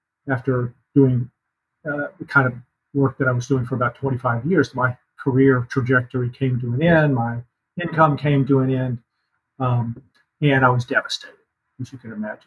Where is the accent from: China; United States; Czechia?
United States; North Carolina; moved away as an adult; also born or lived in San Francisco, California; I grew up in North Carolina.